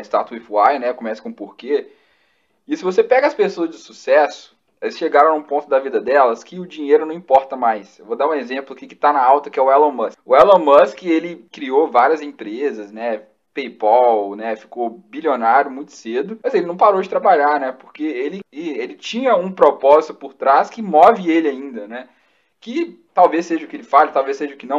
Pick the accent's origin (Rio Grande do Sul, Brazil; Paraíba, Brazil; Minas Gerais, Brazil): Minas Gerais, Brazil; a gente é mineiro